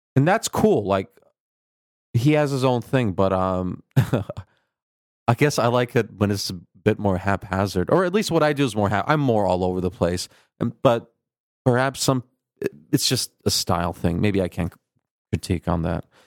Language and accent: English; Minnesota, United States; born or raised there; accent: Midwestern Turkish twang; also born or lived in Turkey